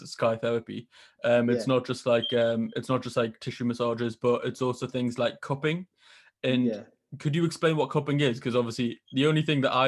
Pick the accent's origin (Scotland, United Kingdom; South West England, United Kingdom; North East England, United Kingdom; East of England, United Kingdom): North East England, United Kingdom; Newcastle upon Tyne; accent: Geordie; I was born like 30 seconds away from St. James's Park. There's a hospital right next to St. James's Park called the RVI. It's like the biggest hospital in Newcastle